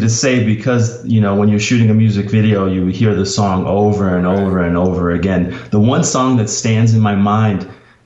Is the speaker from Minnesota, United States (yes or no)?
yes; Minneapolis, Minnesota, United States; I grew up in Minneapolis. So just as a Minneapolis kid